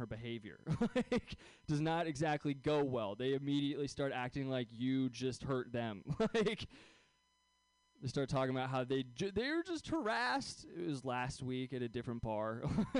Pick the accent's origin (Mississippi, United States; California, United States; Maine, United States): California, United States; Bay Area, just south of San Francisco; I grew up here in the Bay Area. So it's a weird place to go to Catholic school. Especially when you're, like, just south of San Francisco